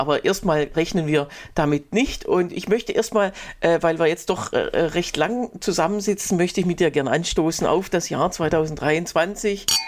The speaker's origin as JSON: {"language": "German", "country": "Germany", "said": "bei uns in Deutschland"}